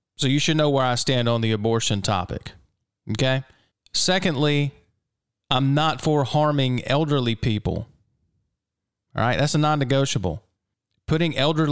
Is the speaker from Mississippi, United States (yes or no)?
yes; Mississippi, United States; my home state here in Mississippi